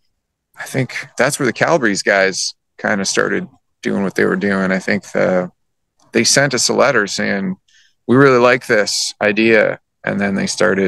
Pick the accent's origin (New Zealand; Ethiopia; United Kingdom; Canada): Canada; my surroundings growing up in Canada